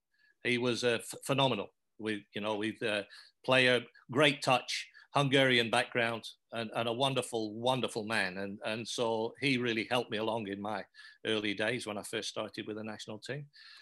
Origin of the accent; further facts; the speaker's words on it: England, United Kingdom; accent: English; now in Australia; the only thing English about me now is my accent.